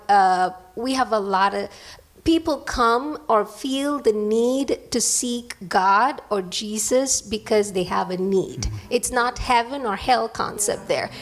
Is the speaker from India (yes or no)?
yes; India; English is a second language; moved away